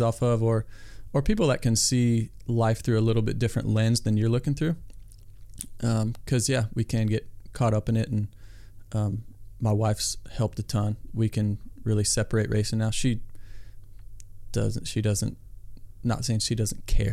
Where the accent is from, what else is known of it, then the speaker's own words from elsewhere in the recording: Iowa, United States; I grew up in Iowa